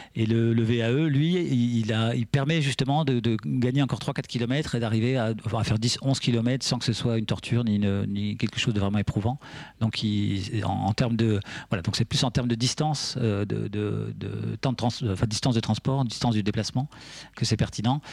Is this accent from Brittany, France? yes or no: no; Vosges, Grand Est, France; now in Picardie, France; Moi, je suis né dans les Vosges, donc euh, on avait vraiment de la, neige et des hivers